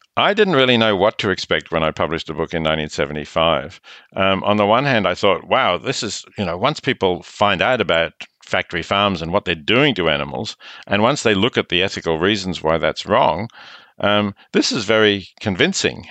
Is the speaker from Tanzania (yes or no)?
no; Australia; I'm Australian